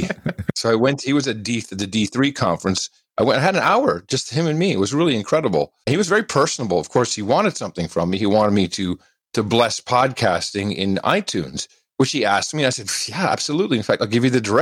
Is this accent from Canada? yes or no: no; Amsterdam, North Holland, Netherlands; now in United States; I was living in Amsterdam. I grew up in Amsterdam, the Netherlands, and then moved back to the States. I'm American